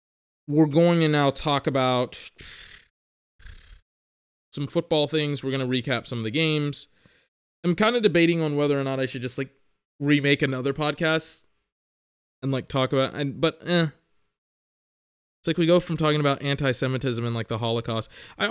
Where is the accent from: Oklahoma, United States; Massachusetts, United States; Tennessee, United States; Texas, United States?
Texas, United States; I grew up in Texas.